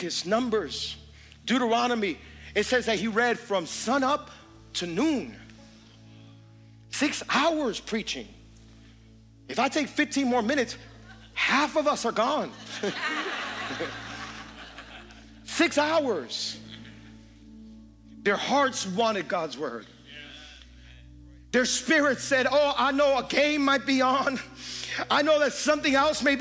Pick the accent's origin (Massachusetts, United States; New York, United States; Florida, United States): Florida, United States; Hialeah; I'm from Hialeah